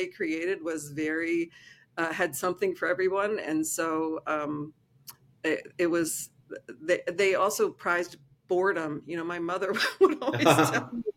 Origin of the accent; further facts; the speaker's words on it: East Coast of the United States, United States; I grew up on the East Coast of the United States